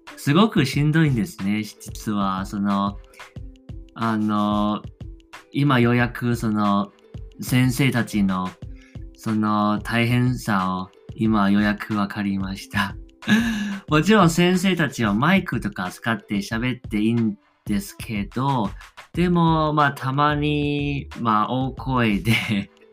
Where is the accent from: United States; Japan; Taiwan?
Taiwan; accent: Taiwanese; Japanese is a second language; 自分は外国人ですしその、まあ、台湾人のような鉛ももちろんあります